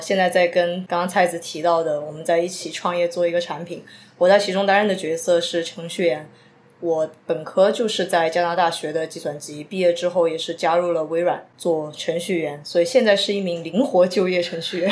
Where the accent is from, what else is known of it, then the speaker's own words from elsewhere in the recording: Chongqing, China; moved away as an adult; also born or lived in Suzhou; 虽然我是重庆人，也在重庆长大